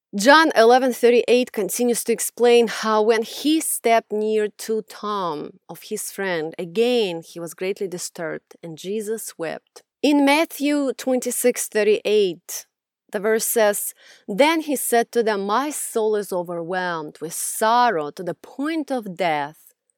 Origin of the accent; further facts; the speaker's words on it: Russia; moved away; growing up in Russia, I was raised in a very abusive environment